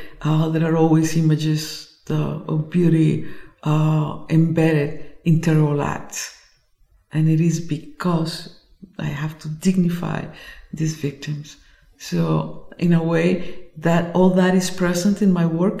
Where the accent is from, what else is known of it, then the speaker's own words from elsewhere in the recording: Colombia; I come from Colombia